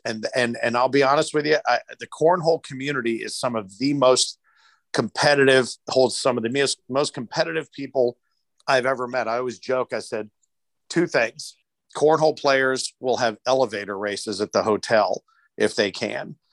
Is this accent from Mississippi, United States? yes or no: no; Louisville, Kentucky, United States; now in Cincinnati, United States; I was born in Louisville, but have worked in Cincinnati and lived in Cincinnati for more years than I lived in Louisville